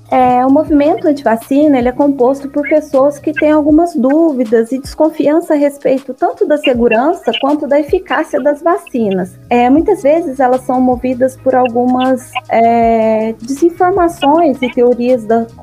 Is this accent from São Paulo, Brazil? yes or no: no; Guaranésia, Minas Gerais, Brazil; Bom, eu sou mineira, como vocês. Eu sou de Guaranésia, no sul de Minas.